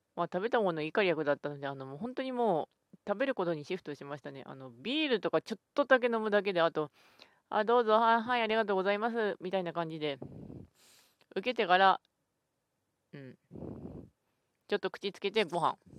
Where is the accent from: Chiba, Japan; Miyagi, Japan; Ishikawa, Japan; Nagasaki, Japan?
Ishikawa, Japan; 私は石川県出身ですが